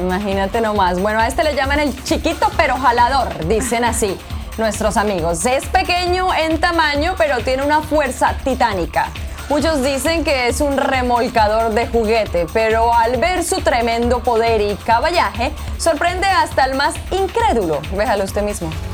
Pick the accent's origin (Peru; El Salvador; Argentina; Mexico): El Salvador; Yo soy del Salvador